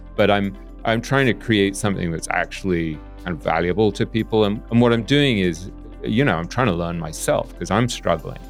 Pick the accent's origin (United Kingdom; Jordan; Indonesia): United Kingdom; England; we grew up in England